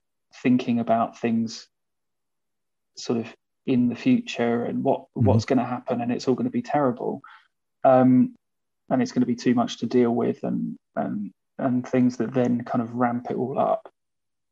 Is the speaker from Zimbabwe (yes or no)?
no; United Kingdom; being British